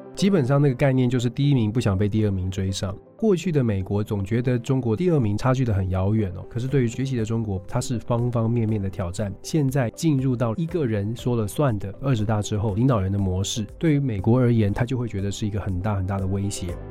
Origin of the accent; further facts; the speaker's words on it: Taiwan; now in United States; 我们作为台湾人